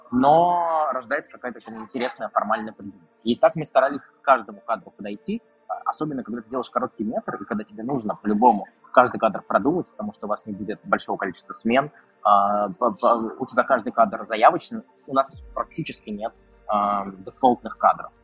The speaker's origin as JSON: {"language": "Russian", "town": "Krasnogorsk", "region": "Moscow Oblast", "country": "Russia", "tie": "born or raised there", "said": "в моем родном городе Красногорске"}